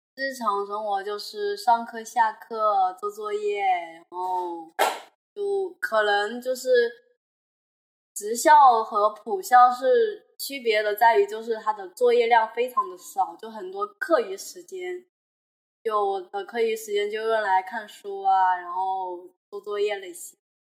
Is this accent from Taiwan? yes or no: no; Hubei, China; now in Guangzhou, China; 我是湖北人嘛，然后就是也是留守儿童